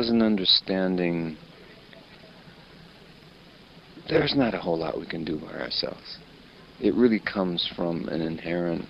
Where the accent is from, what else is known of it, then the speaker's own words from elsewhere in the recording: United States; I grew up in America surrounded